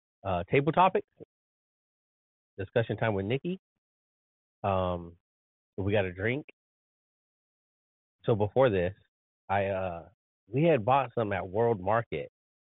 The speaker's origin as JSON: {"language": "English", "country": "United States", "said": "And yes, I'm still American and I love being free and having a constitution when it's followed."}